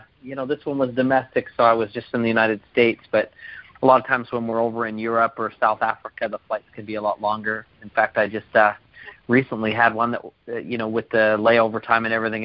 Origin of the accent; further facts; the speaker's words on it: Canada; I'm from Canada